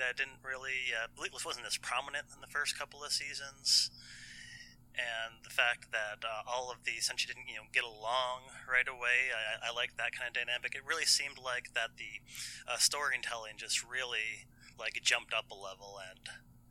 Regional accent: United States

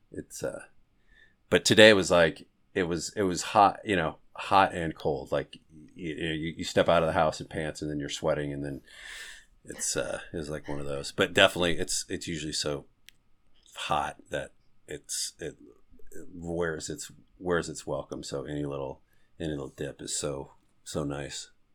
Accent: Northern California, United States; also born or lived in New York; now in Los Angeles, United States; I grew up in Northern California

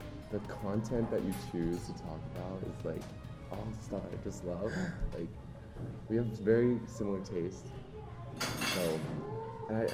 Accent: Canada; moved away as an adult; now in Okinawa, Japan; I'm from Canada. It's fucking freezing cold

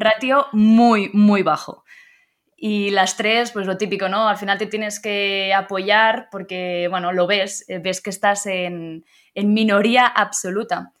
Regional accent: Blanes, Catalonia, Spain; moved away as an adult; now in Madrid, Spain; Nací en Blanes, es un pueblo de costa que está en Girona, así que soy catalana

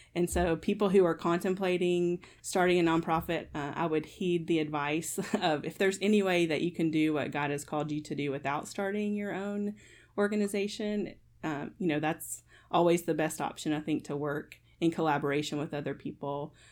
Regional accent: Kentucky, United States; I am born and raised in Kentucky, so I'm a Wildcat fan

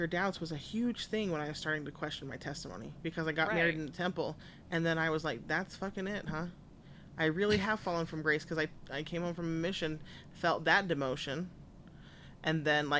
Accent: small town near Richfield, Utah, United States; born or raised there; moved away

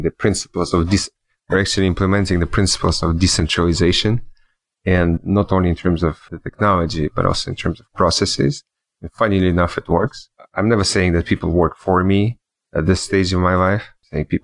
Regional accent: Switzerland; also born or lived in New York / Germany / Russia / Israel; now in Miami, United States; I grew up in Switzerland and in New York, Switzerland.

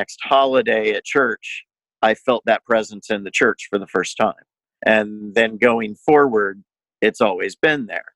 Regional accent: Indianapolis, Indiana, United States; I grew up here in Indianapolis, 4 blocks away from the woman who would become my wife

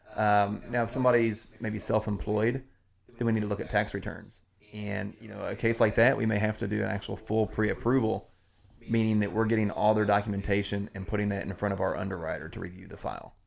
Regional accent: Southern Indiana, United States; now in Crestwood, United States; I grew up in Southern Indiana.

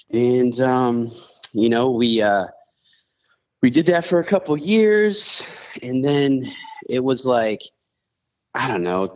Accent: Charlotte, North Carolina, United States; also born or lived in Buffalo, New York / New Zealand; I grew up in Charlotte

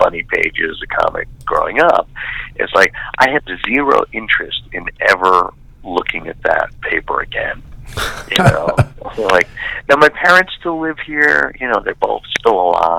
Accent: Staten Island, New York, United States; I grew up here in Staten Island, which is one of the five boroughs of New York City.

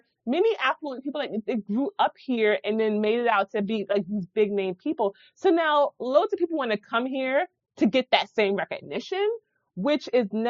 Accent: New York City, New York, United States; I'm a first generation. And I was born in the Bronx. So my culture is very eclectic.

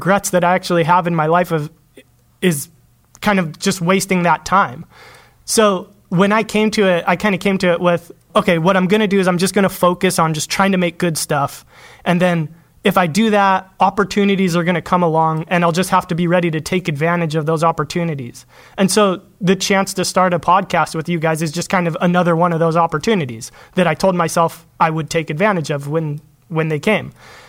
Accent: Los Angeles, California, United States; Los Angeles.

